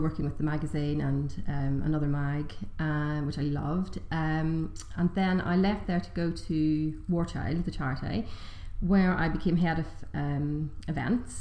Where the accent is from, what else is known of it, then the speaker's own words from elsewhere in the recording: Omagh, Northern Ireland, United Kingdom; also born or lived in Walthamstow, London; now in London, United Kingdom; I was born in Omagh, Northern Ireland. I now live in Walthamstow, London